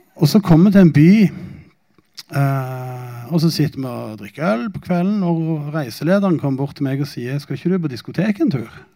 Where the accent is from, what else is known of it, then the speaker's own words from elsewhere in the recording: Norway; jeg er jo norsk